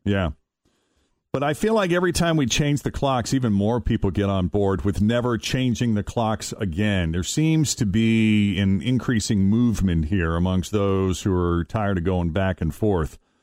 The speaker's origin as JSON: {"language": "English", "region": "East Coast", "country": "United States", "tie": "born or raised there", "moved": "yes", "lives_now": "Cincinnati, United States", "said": "growing up in the East Coast, uh, we're still in the Eastern time zone like we are here in Cincinnati"}